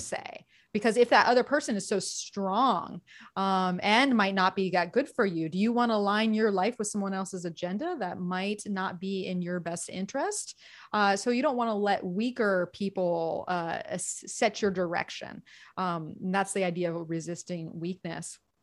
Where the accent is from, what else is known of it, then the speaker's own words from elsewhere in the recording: Gulf of Mexico in Florida, United States; now in California, United States; I grew up on the Gulf of Mexico in Florida